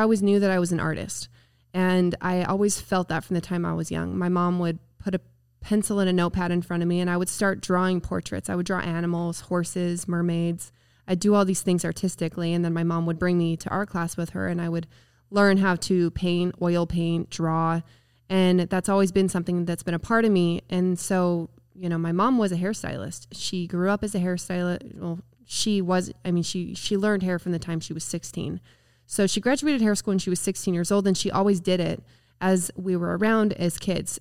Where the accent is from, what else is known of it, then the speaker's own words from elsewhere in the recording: Spanish Fork, Utah, United States; I'm from Spanish Fork, Utah, actually Woodland Hills, if you're familiar with Utah. I'm just Spanish Fork High School